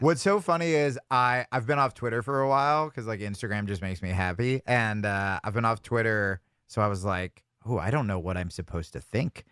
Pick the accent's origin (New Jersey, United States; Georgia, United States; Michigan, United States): New Jersey, United States; I grew up in New Jersey